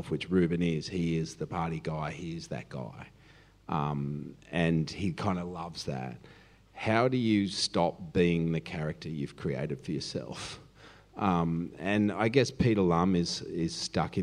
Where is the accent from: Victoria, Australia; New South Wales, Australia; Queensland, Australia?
New South Wales, Australia; Cronulla; I'm from Cronulla